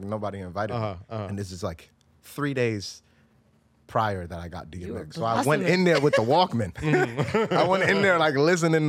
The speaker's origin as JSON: {"language": "English", "town": "New York City", "region": "New York", "country": "United States", "tie": "born or raised there", "also_born_or_lived": "Bangladesh", "said": "my love came from Queens. Mm-hmm. I moved there from Bangladesh when I was 4 years old. Mm-hmm. And, you know, low-income apartment, 6 people in it."}